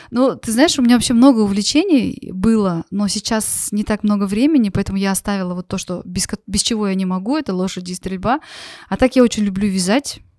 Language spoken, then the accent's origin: Russian; Russia; born there; Я родилась в России, и очень много мы переезжали.